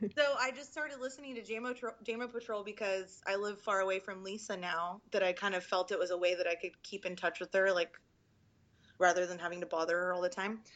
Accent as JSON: {"language": "English", "area": "Orange County", "region": "California", "country": "United States", "tie": "born or raised there", "moved": "as an adult", "lives_now": "Austin, United States", "said": "I'm from Orange County, originally born and raised."}